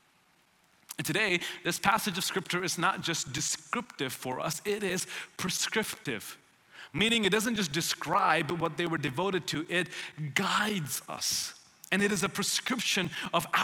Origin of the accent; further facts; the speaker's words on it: India; also born or lived in Tennessee, United States / Houston, Texas, United States; now in Dallas, United States; I grew up in India